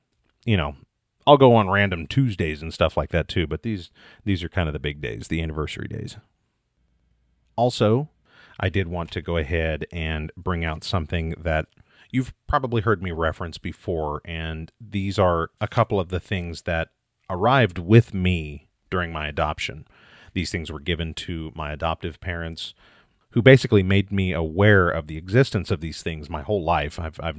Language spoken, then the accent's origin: English; Midwest, United States; born there; I was born in 1979 in the Midwest and adopted 8 days later.